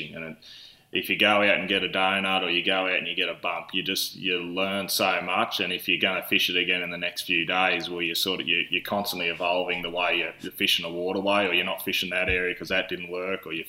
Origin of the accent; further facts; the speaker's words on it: Tamworth, New South Wales, Australia; also born or lived in Grafton, New South Wales / Nundle, New South Wales; born in Grafton, New South Wales, shifted over into the Tamworth area here, just outside of Tamworth at a young age